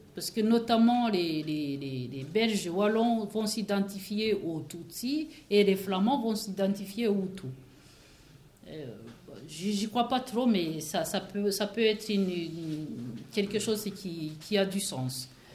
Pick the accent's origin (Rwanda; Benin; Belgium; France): Rwanda; moved away; j'ai un pays, je viens de, du Rwanda